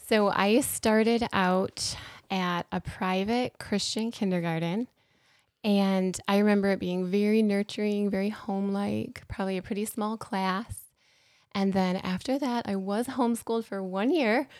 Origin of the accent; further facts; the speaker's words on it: Apple Valley, Minnesota, United States; I grew up here in Apple Valley, so, um, that high school was Eastview High School.